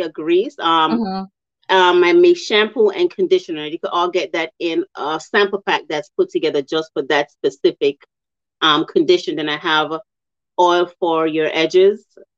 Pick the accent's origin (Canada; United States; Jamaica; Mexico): Jamaica; moved away; I'm from Jamaica